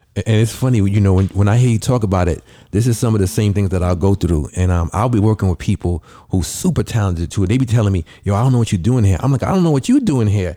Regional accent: New York City, New York, United States; I grew up in the Bronx

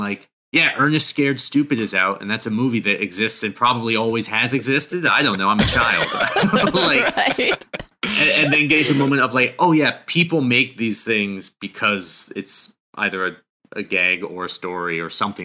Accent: New Hampshire, United States; moved away; I grew up in New Hampshire

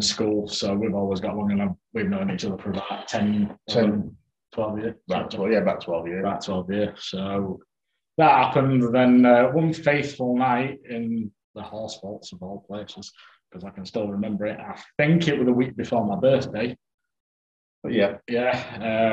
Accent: Yorkshire and the Humber, United Kingdom; We're from Yorkshire.

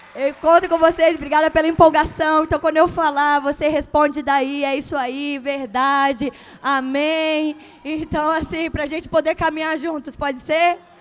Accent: Espírito Santo, Brazil; now in São Paulo, Brazil; eu sou capixaba.

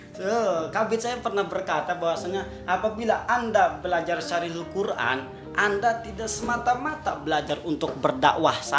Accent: Bandung, West Java, Indonesia; ditanya orang mana sih saya jawab orang Bandung

